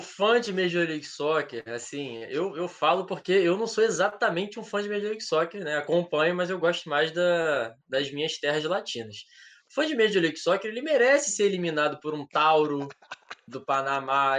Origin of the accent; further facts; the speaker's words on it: Rio de Janeiro, Brazil; eu sou do Rio